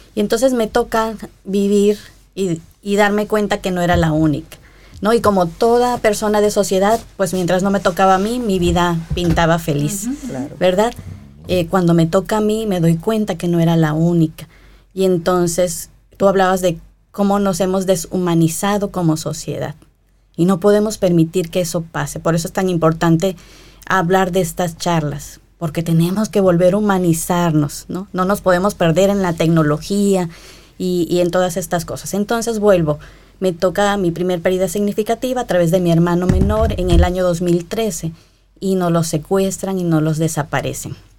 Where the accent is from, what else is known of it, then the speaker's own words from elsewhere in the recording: Coatzacoalcos, Veracruz, Mexico; yo no soy de la capital de México, Coaxacualcos, Veracruz, mi terruño